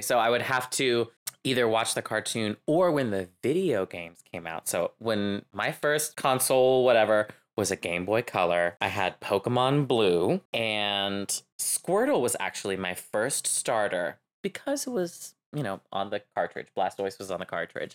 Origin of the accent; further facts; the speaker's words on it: Louisiana, United States; I'm Cajun. I'm from Louisiana